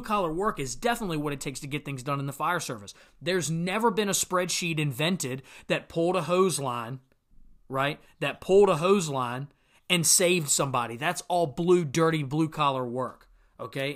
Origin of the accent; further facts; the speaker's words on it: Virginia, United States; here in my home state of Virginia